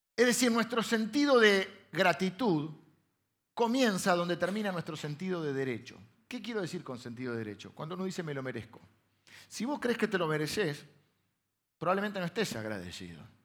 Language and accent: Spanish; Castelar, Buenos Aires Province, Argentina; also born or lived in La Plata; yo nací en La Plata, pero mi primera infancia fue eh, en Castelar